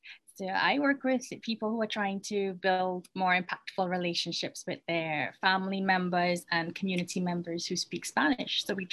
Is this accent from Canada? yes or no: no; Trinidad & Tobago; I am from Trinidad.